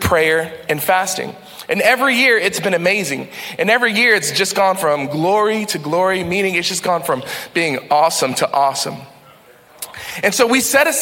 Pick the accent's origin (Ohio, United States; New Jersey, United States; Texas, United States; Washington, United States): Texas, United States; now in New England, United States; I'm from Texas